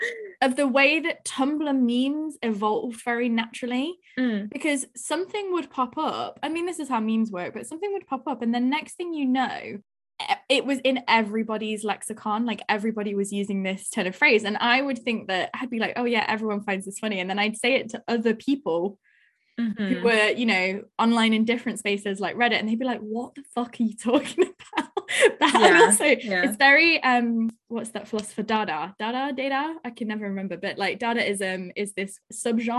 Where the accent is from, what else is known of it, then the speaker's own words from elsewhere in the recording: Nottingham, East Midlands, United Kingdom; I'm from Nottingham